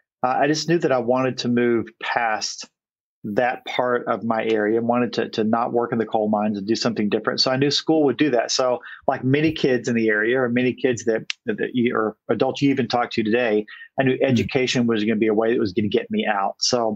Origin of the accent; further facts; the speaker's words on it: Eastern Kentucky, United States; moved away; I grew up in Eastern Kentucky. It's a coal mining community.